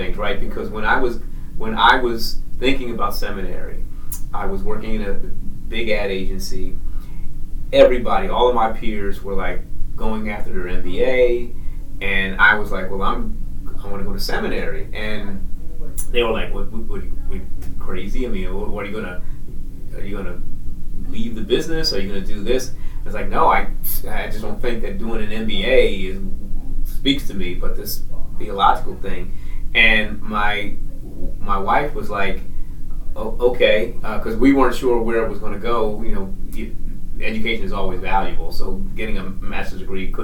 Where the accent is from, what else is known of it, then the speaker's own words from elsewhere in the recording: Philadelphia, Pennsylvania, United States; I'm from West Philadelphia, born and raised in West Philadelphia.